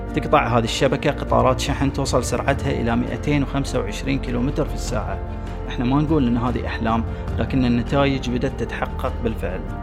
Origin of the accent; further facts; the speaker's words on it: Bahrain; عندنا في البحرين